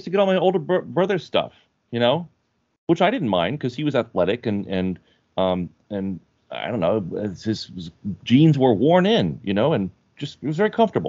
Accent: Florida, United States; moved away; Oh, no. I grew up in Florida.

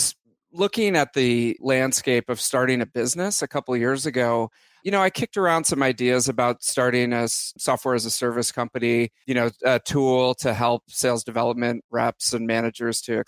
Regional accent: Bay Area, California, United States; born and raised in the Bay Area

